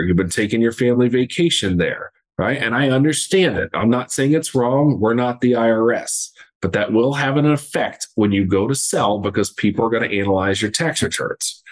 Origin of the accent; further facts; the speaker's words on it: Southeast Ohio, United States; born and raised in Southeast Ohio